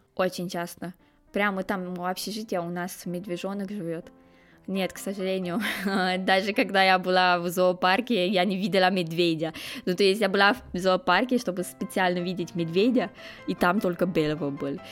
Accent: Romania; Russian is a second language; moved away as an adult; now in Moscow, Russia; я из Румынии

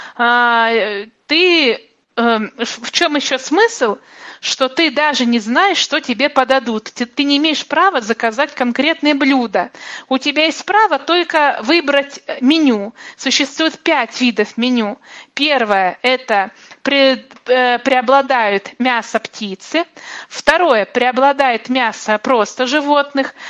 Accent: Omsk, Omsk Oblast, Russia; мой родной город

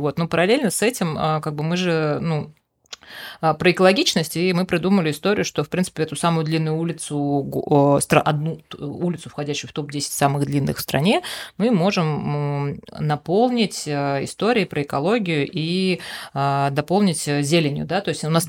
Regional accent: Dok, Bashkortostan, Russia; я сама родом с Дока и до 16 лет жила на, на ага. Доке

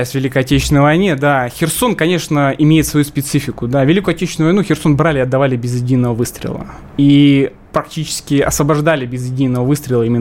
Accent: Kherson, Kherson Oblast, Ukraine; И сегодня вы мой родной край, место, где я родился, вы реально освобождаете, вы несете мир внесете наш русский мир, это очень важно, поэтому...

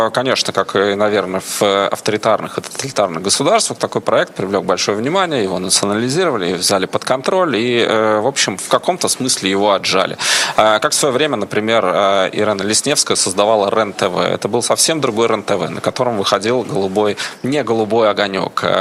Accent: Kazakhstan; born there; Вот посмотрите, я вообще родился в Казахстане, работаю в Израиле, э, больше с Европой и так далее.

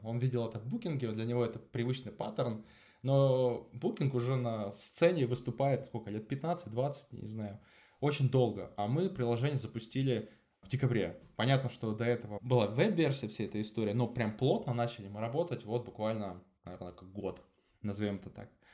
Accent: Angarsk, Irkutsk Oblast, Russia; moved away; also born or lived in Moscow; я сам из Ангарска

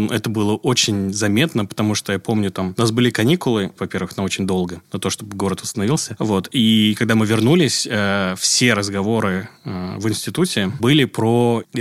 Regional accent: Tashkent, Uzbekistan; moved away as an adult; also born or lived in New York; Я родом из Ташкента, Узбекистан.

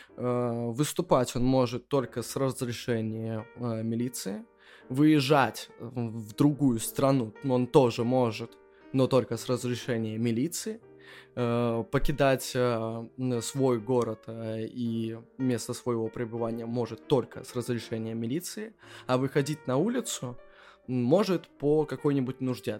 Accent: Belarus; moved away as an adult; now in Wrocław, Poland; мы живем хоть и во Вроцлаве, но мы все равно белорусы

